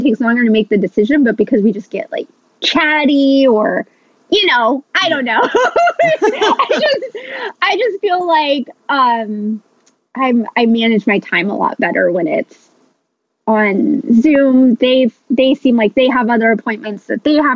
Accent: Los Angeles, California, United States; now in Santa Barbara, United States; I'm from Los Angeles originally

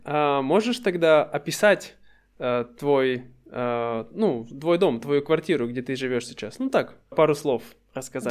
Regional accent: Russia; moved away; То есть это мой дом, мой родной город. И сколько бы я ни находился за пределами России, я всегда чувствую, что для меня это дом.

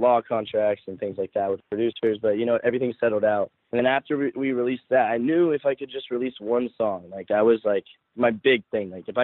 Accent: the South, United States; now in Los Angeles, United States; But I grew up in the South

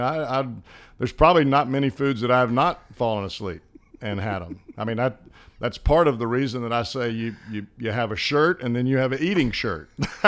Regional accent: the South, United States; accent: country accent; I am from the South, and I do have a country accent, so it kind of meshes with that.

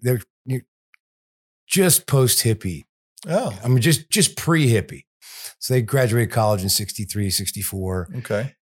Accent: Houston, Texas, United States; I'm from Houston

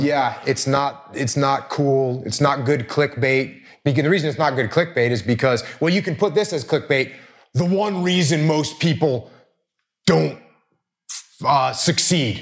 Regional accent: New England, United States; I grew up in New England

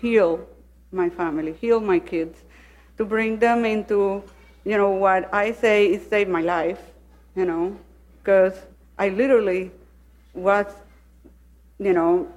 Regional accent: Panama City, Panama; moved away as an adult; now in Miami, United States; I'm originally from Panama City, Panama. But I live in Miami since 20-something years.

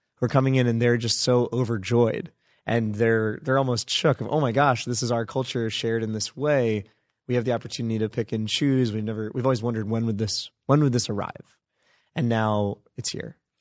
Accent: United States; born or raised there; also born or lived in India (ancestry)

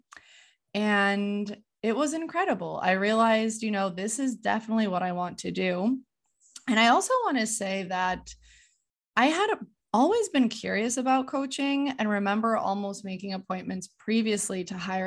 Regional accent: Connecticut, United States; moved away as an adult; So I am originally from Connecticut. I am first generation Polish American, so I grew up experiencing two cultures, speaking Polish at home

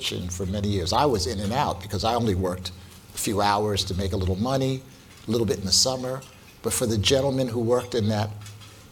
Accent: Philadelphia, Pennsylvania, United States; I was born and raised in North Philadelphia

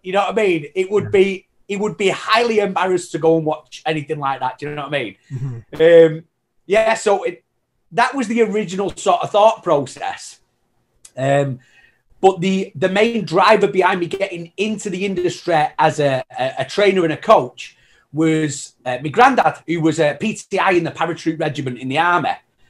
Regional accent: Manchester, North West England, United Kingdom; now in Canada; I came over to Canada. No, believe it or not, I know I like a proper lost my accent and everything. You know what I mean? But yeah, honestly, I'm from Manchester originally. Okay. So it was, I came over to Canada.

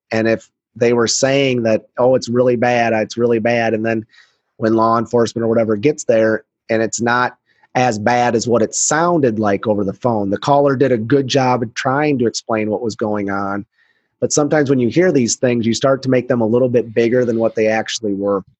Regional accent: Iowa, United States; my home state of Iowa

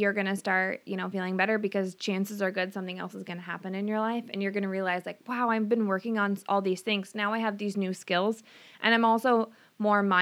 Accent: Stanwood, Washington, United States; I grew up here in Stanwood. I went to Stanwood High School

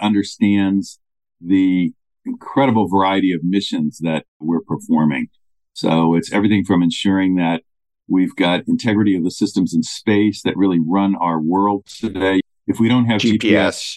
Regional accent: United States; As an American

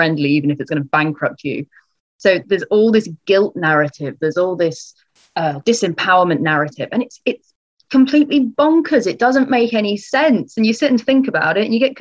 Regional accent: Leicestershire, East Midlands, United Kingdom; I grew up in Leicestershire.

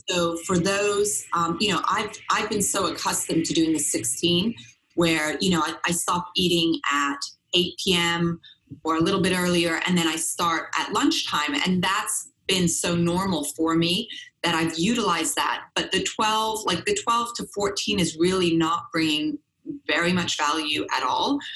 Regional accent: Switzerland; growing up in Europe, I was born in Switzerland on a biodynamic farm

